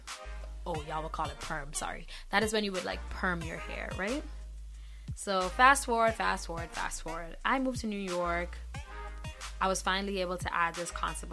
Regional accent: Grenada; moved away; I grew up in Grenada in the Caribbean

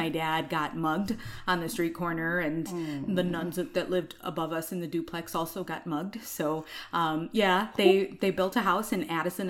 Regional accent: India; And I'm like, yes, I'm Indian.

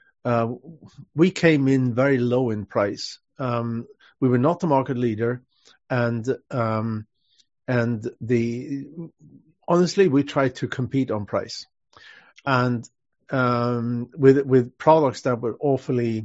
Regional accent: Sweden; moved away as an adult; also born or lived in Switzerland / London, United Kingdom; now in Los Angeles, United States; I'm natively Swedish, and I left Sweden though in 1986

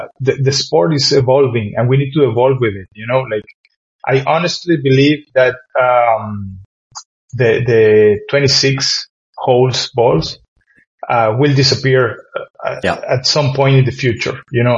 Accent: Ireland; So when we came from Ireland to play in those places, we were smashed.

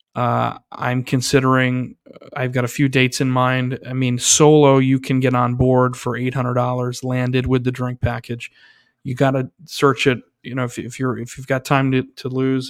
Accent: New York, United States; as a New Yorker

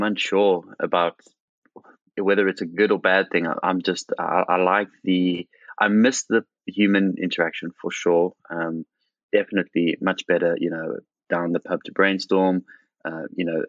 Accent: South Africa; moved away; my hometown in South Africa

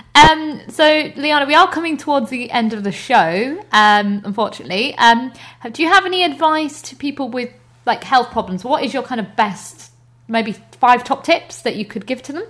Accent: the north of England, United Kingdom; moved away; I'm actually from up north

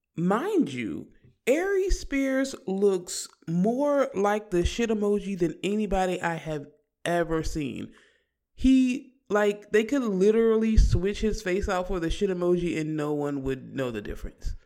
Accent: Virginia, United States; We're from Virginia

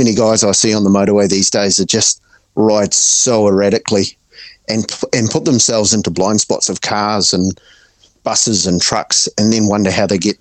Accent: Auckland, New Zealand; I'm from Auckland

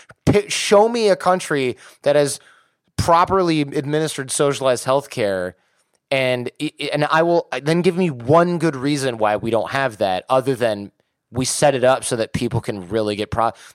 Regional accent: Detroit, Michigan, United States; I'm from Detroit.

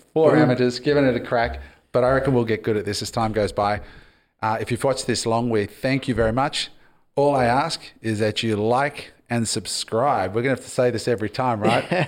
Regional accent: Australia; I'm Australian, but my parents were immigrants

